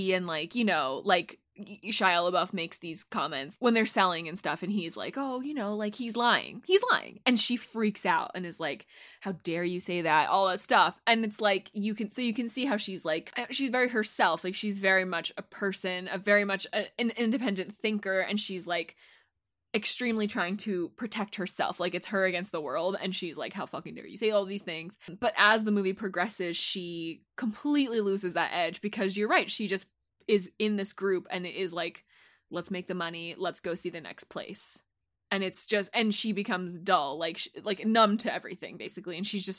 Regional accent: Los Angeles, California, United States; Growing up in Los Angeles, baby.

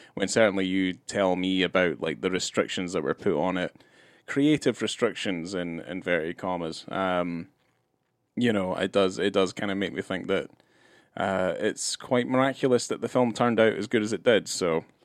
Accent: Scotland, United Kingdom; moved away; growing up in Scotland

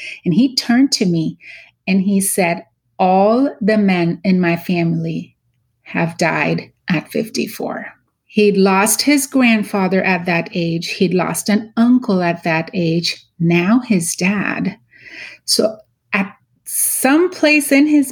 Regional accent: Mumbai, Maharashtra, India; moved away as an adult; also born or lived in Pittsburgh; now in United States; I was born and raised in Mumbai, India, went to dental school there

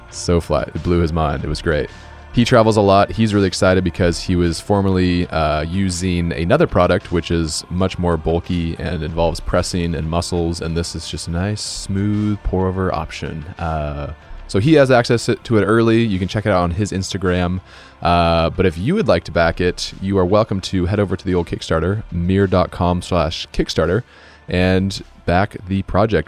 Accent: Boise, Idaho, United States; now in Seattle, United States; I grew up in Boise, Idaho

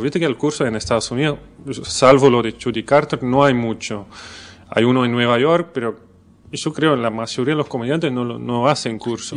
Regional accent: Belgium; Spanish is a second language; moved away as an adult; now in Buenos Aires, Argentina

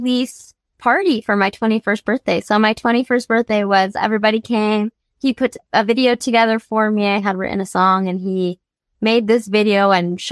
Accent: Grand Rapids, Michigan, United States; moved away as an adult; also born or lived in New York; now in Los Angeles, United States; I was born in New York, and then I was raised in Grand Rapids, Michigan until I was out of high school, and then I moved

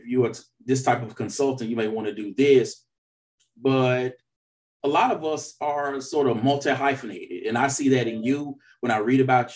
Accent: the South, United States; I'm from the South

